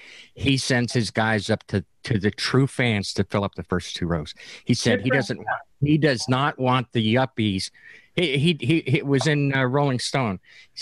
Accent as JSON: {"language": "English", "region": "New Jersey", "country": "United States", "said": "you know I'm from Jersey here"}